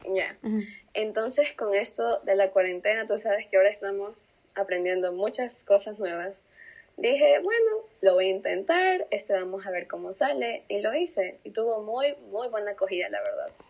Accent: Pasaje, El Oro, Ecuador; yo soy de Pasaje del Oro

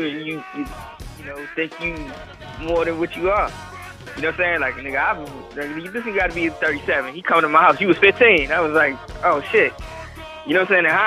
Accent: DMV, United States; we didn't wear colors in the DMV at all.

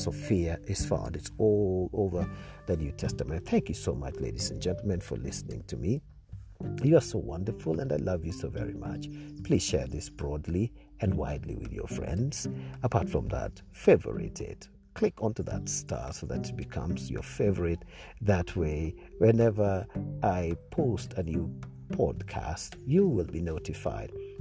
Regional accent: Nairobi, Kenya; I come from Kenya, Nairobi, Kenya

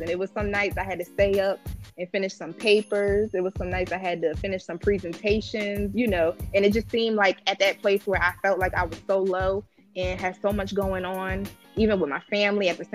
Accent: New York, United States; I grew up in New York

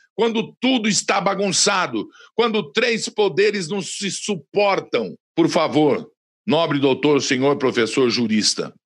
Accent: Brazil; Sou brasileiro

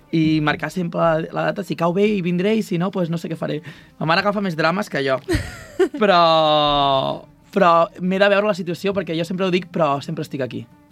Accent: Vilafranca del Penedès, Catalonia, Spain; now in Madrid, Spain; jo soc vilafranquí

